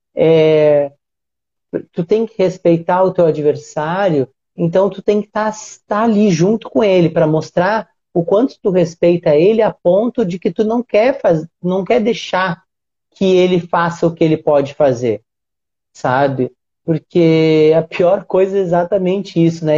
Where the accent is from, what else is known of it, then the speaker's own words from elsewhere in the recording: Rio Grande do Sul, Brazil; now in Rio de Janeiro, Brazil; eu tô no Rio, no Rio de Janeiro, mas eu sou gaúcho